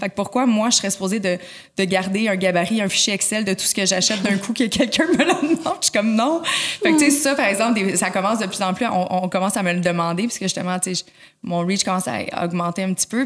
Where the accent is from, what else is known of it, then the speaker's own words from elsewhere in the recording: Laval, Quebec, Canada; Je suis née à Laval, j'ai grandi pas je suis née, suis grandi à Laval